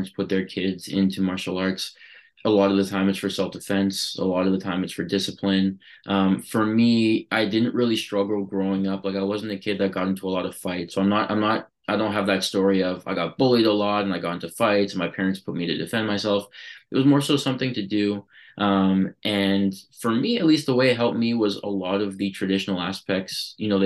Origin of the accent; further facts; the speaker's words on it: Toronto, Ontario, Canada; also born or lived in Vancouver; I was born in Vancouver, and then, you know, when I was two, my parents moved to Toronto. So, you know, more on the east side. You know, growing up there